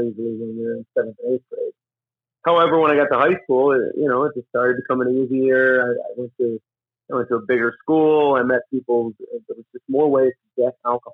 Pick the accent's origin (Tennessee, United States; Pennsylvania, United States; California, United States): Pennsylvania, United States; Scranton; I grew up in Scranton, Pennsylvania.